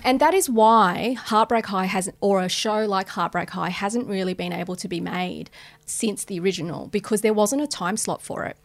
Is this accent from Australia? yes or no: yes; Australia; as Australians, we're experts